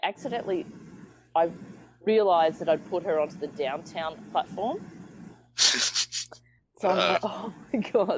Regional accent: Australia; now in New York, United States; I'm from Australia.

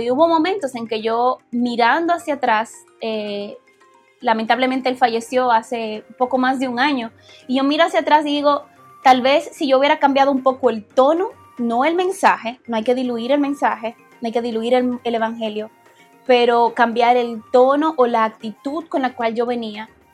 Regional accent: Dominican Republic; moved away; como dominicanos

